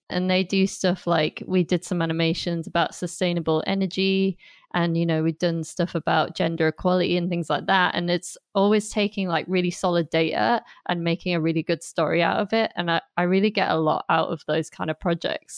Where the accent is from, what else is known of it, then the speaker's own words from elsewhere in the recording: Durham, North East England, United Kingdom; moved away as an adult; also born or lived in Staffordshire; now in London, United Kingdom; I'm originally from Durham, which is in the northeast of England, and I live in London now